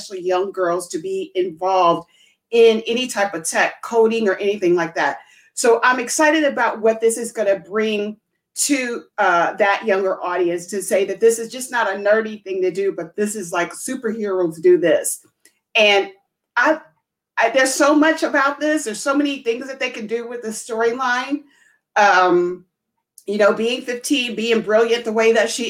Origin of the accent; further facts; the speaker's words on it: near Chicago, Illinois, United States; Chicago, which is, you know, near my hometown